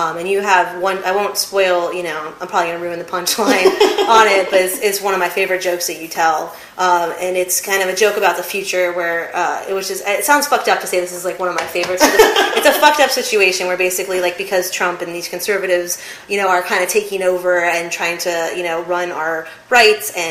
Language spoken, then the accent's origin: English; California, United States; I identify as a lesbian, I'm Jewish, I'm from California.